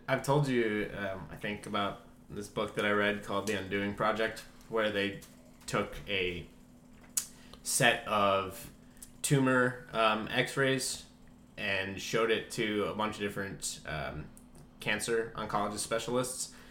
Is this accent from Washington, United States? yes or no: no; Iowa, United States; we're both from Iowa. We're a couple